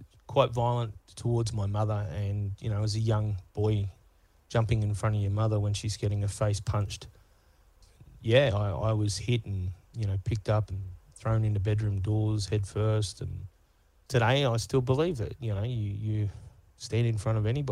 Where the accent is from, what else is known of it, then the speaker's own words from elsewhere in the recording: Sydney, New South Wales, Australia; also born or lived in Manly, Sydney / Gold Coast; but then moved out to the Housing Commission, the western suburbs of Sydney.